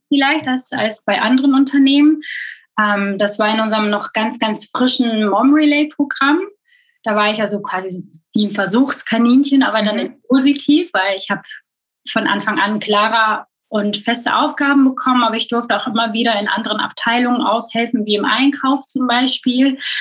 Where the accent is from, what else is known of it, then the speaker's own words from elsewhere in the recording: Belgium; moved away as an adult; also born or lived in Hamburg area, Germany; now in Germany; ich geboren und aufgewachsen bin in Belgien